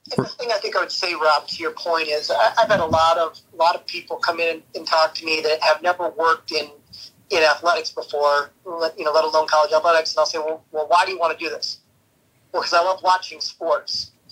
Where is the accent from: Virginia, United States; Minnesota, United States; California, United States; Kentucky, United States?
Minnesota, United States; moved away; growing up in Minnesota, I was a, a passionate Gopher fan.